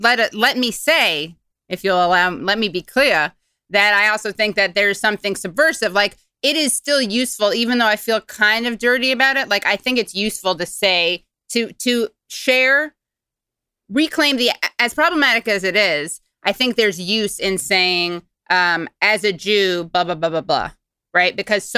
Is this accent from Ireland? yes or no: yes; Ireland; And as an Irishman, I'm just saying that's extra problematic.